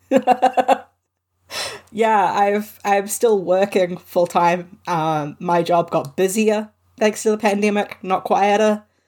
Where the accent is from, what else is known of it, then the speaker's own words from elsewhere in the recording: New Zealand; I am Pakeha New Zealander. Um, I'm I'm a white New Zealander whose family came here uh, during during the 1800s